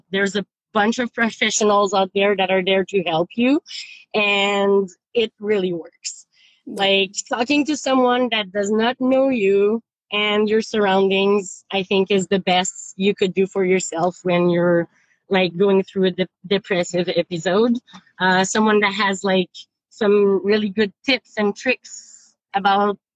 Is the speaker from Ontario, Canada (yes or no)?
no; Quebec, Canada; moved away as an adult; now in Vancouver, Canada; I moved out from Quebec out west uh, the very day I finished my college degree.